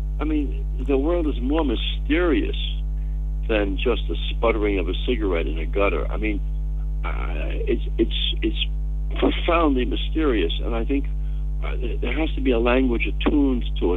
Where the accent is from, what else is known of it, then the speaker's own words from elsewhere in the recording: New York City, New York, United States; I was born in New York City, but not even New York City, in the Bronx, which was its own world, its own system of behavior and thought and food.